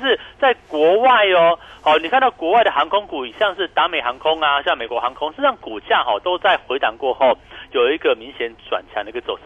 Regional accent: Taiwan; 或许我们台湾人比较哦，还有在国内旅游

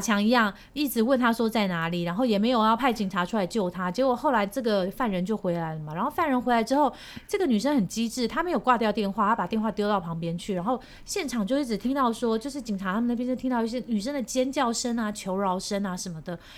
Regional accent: Taiwan; also born or lived in Seoul, South Korea; 我是Taiwanese

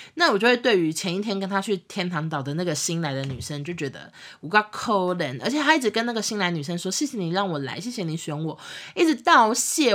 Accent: Taiwan; 我们台湾这边

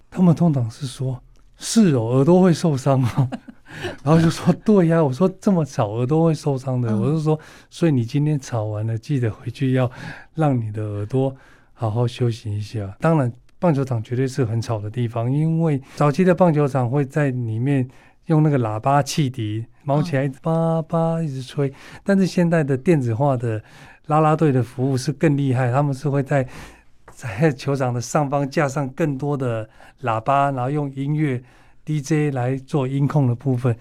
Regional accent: northern Taiwan, Taiwan; 我是北部人，所以我比较会在北部参与

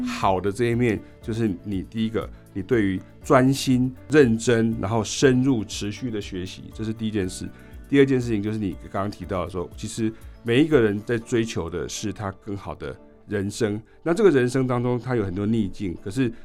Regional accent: Chiayi County, Taiwan; 我是来自南部乡下，我是嘉义的一个乡下

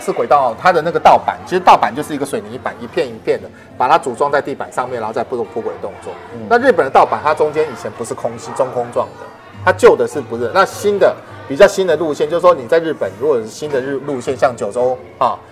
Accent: Taiwan; 我们台湾人

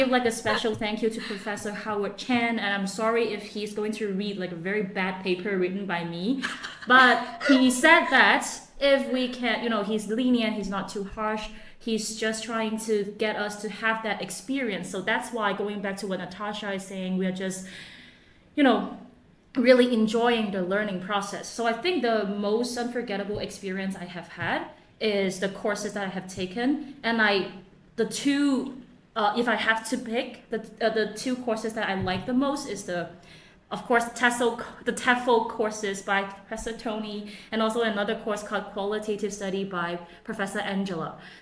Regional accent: Hong Kong; first language Chinese; English is a second language; now in Taiwan; I'm, I'm from Hong Kong

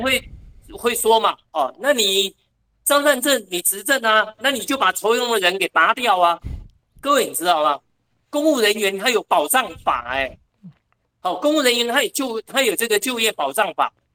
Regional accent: Taoyuan, Taiwan; 我们桃园人

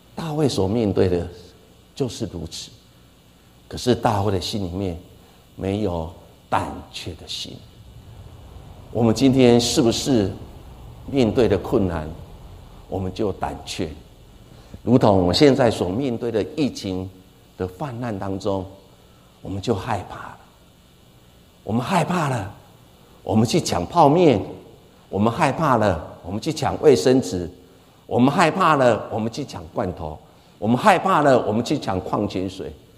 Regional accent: Taiwan; 我们台湾人

